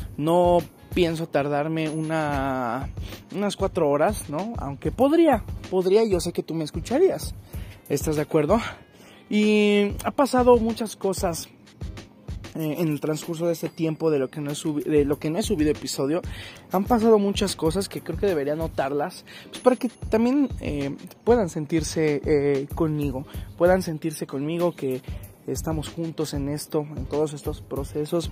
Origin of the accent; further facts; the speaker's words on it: Mexico; yo soy mexicano